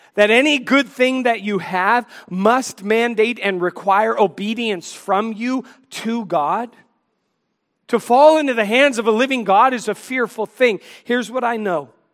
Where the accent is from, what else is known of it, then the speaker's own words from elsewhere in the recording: Washington, District of Columbia, United States; I grew up in the Washington, D C area